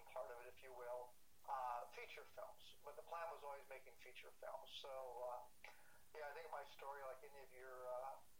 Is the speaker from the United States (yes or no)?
yes; Huntington Beach, California, United States; I was raised in Huntington Beach in Southern California